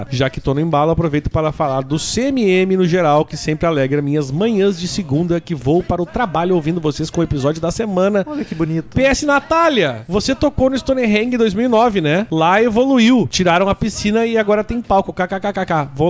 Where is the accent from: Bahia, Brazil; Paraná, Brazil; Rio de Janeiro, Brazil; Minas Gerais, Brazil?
Minas Gerais, Brazil; Ouro Preto; tenho 27 anos e sou de Ouro Preto, Minas Gerais.